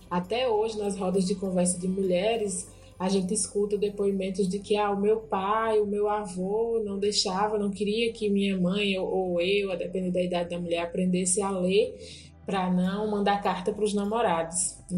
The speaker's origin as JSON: {"language": "Portuguese", "town": "Juazeiro", "region": "Bahia", "country": "Brazil", "said": "sou mulher, né, salitreira, sou do Vale do Salitre, interior do Juazeiro, município baiano, e tenho 33 anos"}